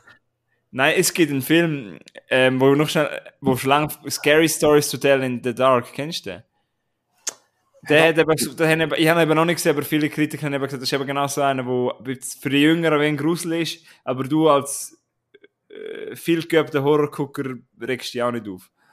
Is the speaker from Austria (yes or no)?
no; Switzerland; wir sind Schweizer